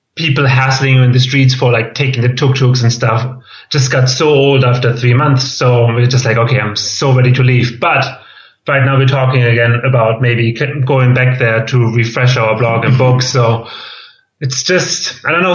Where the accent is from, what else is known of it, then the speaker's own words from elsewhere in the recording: Germany; accent: German; English is a second language; moved away as an adult; also born or lived in Boston / Berlin / Valencia; I'm from Germany, as you can tell by my accent